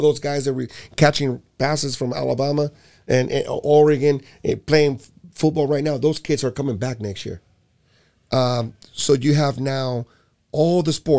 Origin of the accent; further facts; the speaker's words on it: Puerto Rico; I'm from Puerto Rico, so what the heck? if I'm from Puerto Rico, I could even vote, you know.